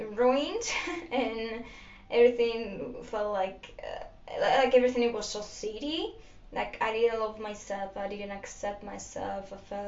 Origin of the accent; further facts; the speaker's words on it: Greece; first language Greek; English is a second language; I'm from Greece.